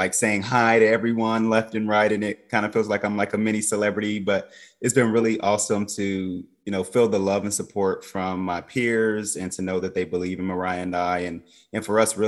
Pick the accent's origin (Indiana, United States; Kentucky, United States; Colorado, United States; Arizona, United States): Indiana, United States; Anderson; also born or lived in Bloomington, Indiana; so I'm originally from Anderson, Indiana, which is a small town in Indiana. I spent half of my life in Indianapolis